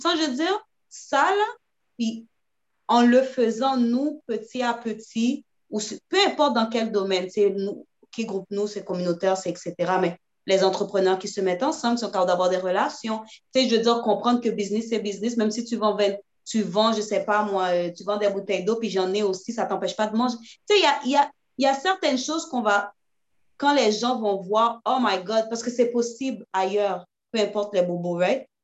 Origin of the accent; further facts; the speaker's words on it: Haiti; Je suis haïtien avant toute chose, c'est ma communauté